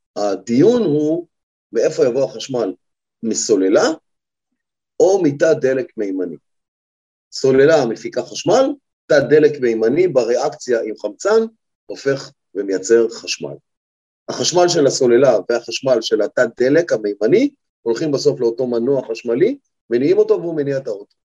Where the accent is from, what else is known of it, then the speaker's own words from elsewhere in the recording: Israel; אנחנו ישראלים